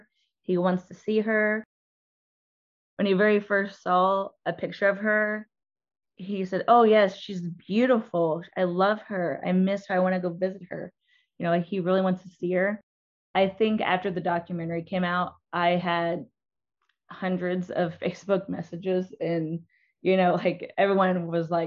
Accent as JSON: {"language": "English", "region": "Indiana", "country": "United States", "said": "I'm from Indiana"}